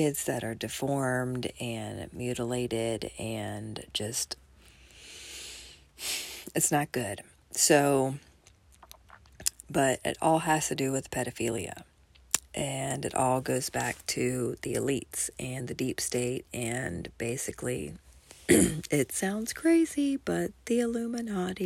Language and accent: English; Kennesaw, Georgia, United States; my hometown at Town Center Mall in Kennesaw, Georgia